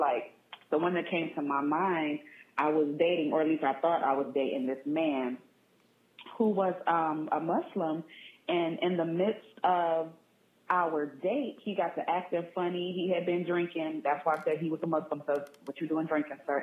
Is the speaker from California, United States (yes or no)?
yes; San Diego, California, United States; moved away as an adult; also born or lived in Washington, D.C. area (DMV); I'm originally from San Diego